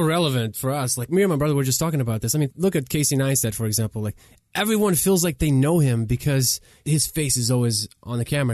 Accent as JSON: {"language": "English", "region": "Kyiv", "country": "Ukraine", "tie": "born or raised there", "second_language": "English", "moved": "yes", "lives_now": "United States", "said": "We grew up in Kiev, Ukraine, three-bedroom apartment, no washer and dryer"}